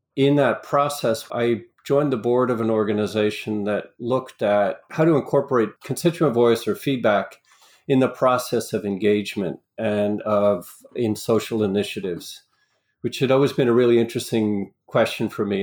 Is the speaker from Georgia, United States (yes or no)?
no; New York area, United States; also born or lived in Long Island / Rockland County; I grew up in the New York area for the most part, New York City, Long Island, uh, Rockland County